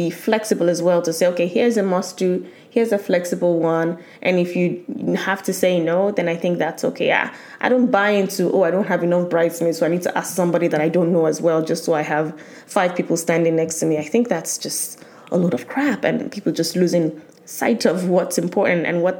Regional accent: Nigeria; as a Nigerian, I'll still have the traditional wedding

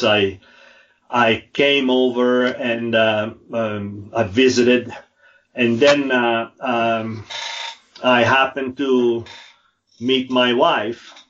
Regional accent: Italy; moved away as an adult; now in Utah, United States; 63, born and raised in Italy.

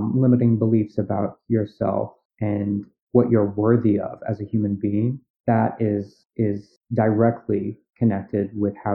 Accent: New York City, New York, United States; I'm from Staten Island, I live on Staten Island

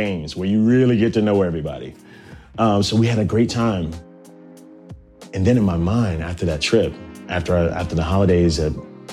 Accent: Virginia, United States; also born or lived in Nashville, Tennessee; now in New York, United States; I'm from Virginia

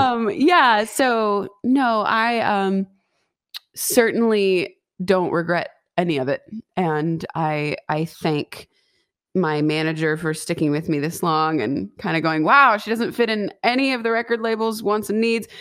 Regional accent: West Coast, United States; also born or lived in Boston / Los Angeles; I'm born and raised on the West Coast

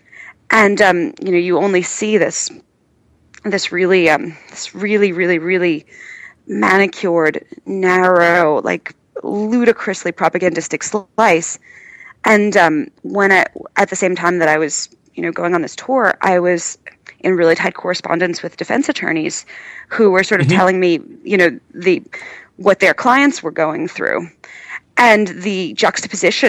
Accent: United States; as an American

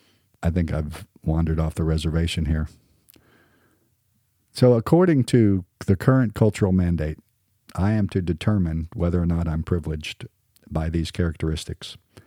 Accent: Southern United States, United States; accent: standard American; I'm a Southern boy, but I probably speak more like a standard American.

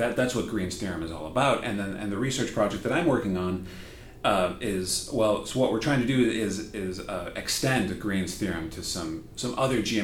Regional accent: Wisconsin, United States; moved away as an adult; also born or lived in Nebraska / Bonn, Germany / Madison, Wisconsin; now in Auburn, United States; I grew up in Wisconsin.

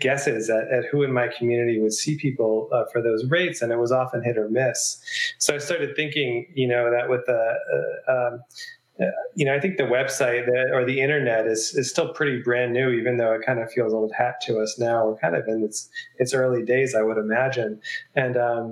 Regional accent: New York, United States; now in Asheville, United States; I'm from New York

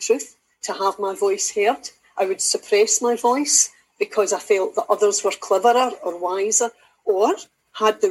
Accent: Kilwinning, Scotland, United Kingdom; also born or lived in Kilmarnock; I'm from Kilwinning, but I've lived in Kilmarnock for most of my life, so Ayrshire through and through

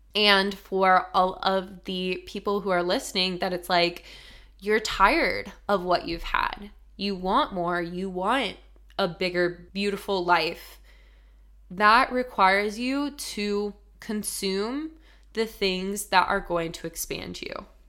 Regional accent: Colorado, United States; moved away as an adult; also born or lived in Denver, Colorado; now in New York City, United States; super small town to living in Denver, Colorado

